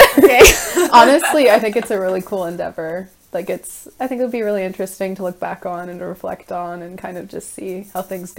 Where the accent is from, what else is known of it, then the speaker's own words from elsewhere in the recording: Canada; moved away as an adult; also born or lived in Scotland / France; I'm currently 21. I was born in Canada, raised in Canada, lived in Scotland, lived in France.